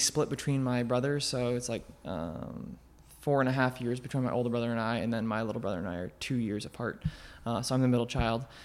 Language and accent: English; Colorado Springs, Colorado, United States; moved away as an adult; also born or lived in Omaha, Nebraska; I grew up in Colorado, um, Colorado Springs